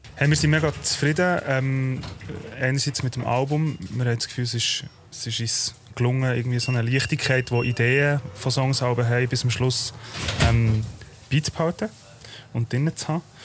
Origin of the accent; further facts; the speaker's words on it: Bern, Switzerland; Wir sind beide in Bern aufgewachsen